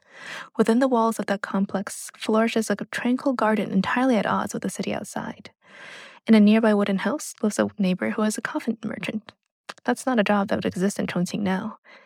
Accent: New York, United States; also born or lived in China; I was born in China, but grew up in New York, and throughout my life, I've had a lot of exposure to Chinese culture and history through my family.

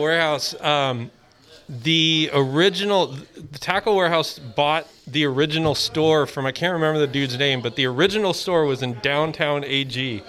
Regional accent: Pismo Beach, California, United States; moved away; also born or lived in San Francisco; I moved up to the city in 95. I grew up in Pismo Beach

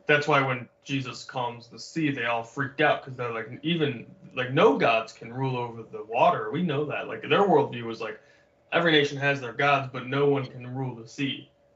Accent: Michigan, United States; moved away as an adult; now in Hawaii, United States; I grew up in Michigan

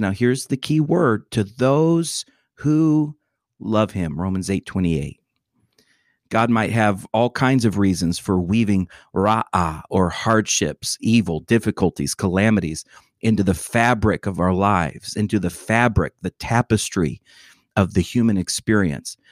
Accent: Atlanta, Georgia, United States; my hometown.

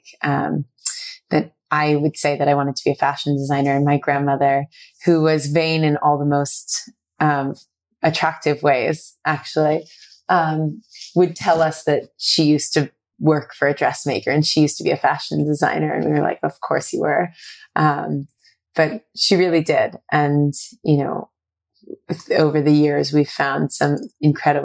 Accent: Maryland, United States; moved away as an adult; also born or lived in South Africa / North Carolina / London, England / Syracuse, New York; now in New York, United States; I grew up outside of the DC area

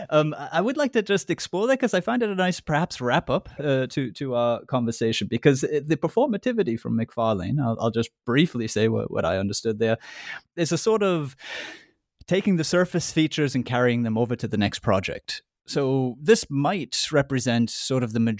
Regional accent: United States; I'm American though, I don't know.

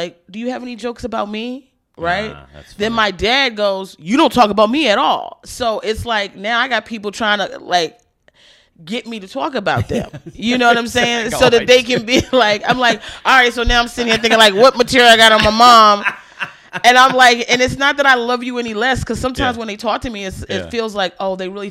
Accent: Baltimore, Maryland, United States; I was born in Baltimore, so I'm like a hometown girl

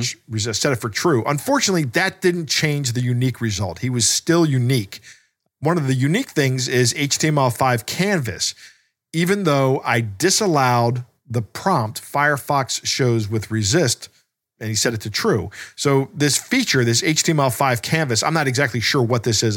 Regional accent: Maryland, United States; we are both from Maryland, and Maryland is, uh, is more of a cult than a state

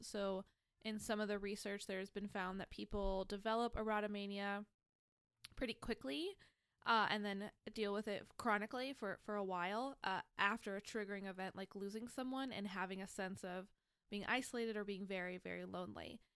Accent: United States; growing up in America

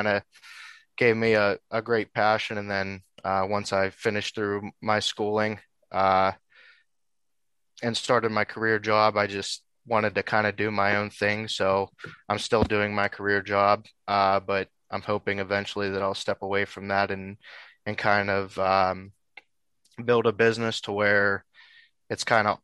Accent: Western Pennsylvania, United States; I'm from Western Pennsylvania, kind of born and raised here, still live around Western Pennsylvania

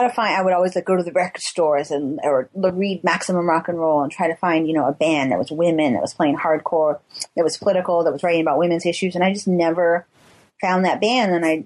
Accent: Tuolumne, California, United States; We came from Tuolumne. Any of it was cool compared to where we came from.

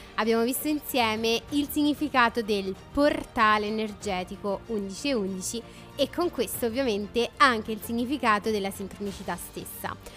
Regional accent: Rome, Lazio, Italy; da romana

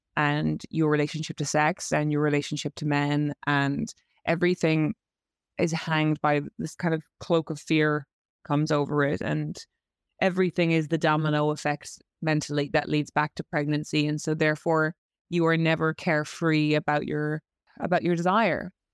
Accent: Ireland; accent: Irish; moved away as an adult; now in London, United Kingdom

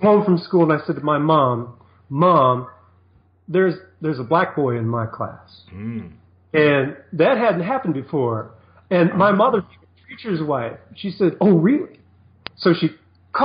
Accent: St. Paul, Minnesota, United States; I was born in St. Paul, Minnesota.

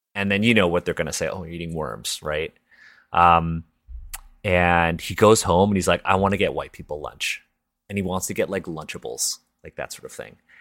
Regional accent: Toronto, Ontario, Canada; first language English; I was born and raised in Toronto. Um, English is my first language.

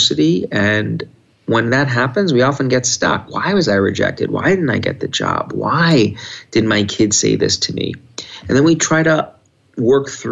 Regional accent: New York, United States; when I was a little kid and growing up in New York

